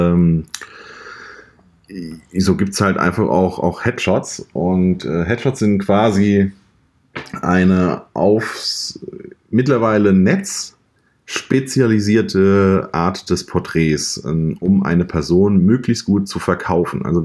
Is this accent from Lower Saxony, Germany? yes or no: no; Mainz, Rhineland-Palatinate, Germany; Ich bin aus Mainz, arbeite, arbeite dort als äh, selbstständiger Fotograf in Vollzeit